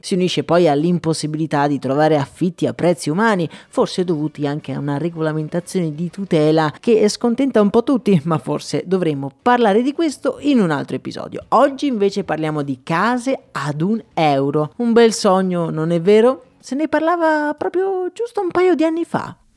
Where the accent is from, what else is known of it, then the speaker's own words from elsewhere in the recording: Pordenone, Friuli-Venezia Giulia, Italy; A Pordenone invece, la mia città natale